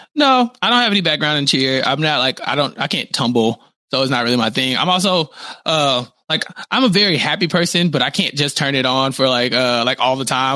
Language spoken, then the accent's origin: English; Texas, United States; I'm from Texas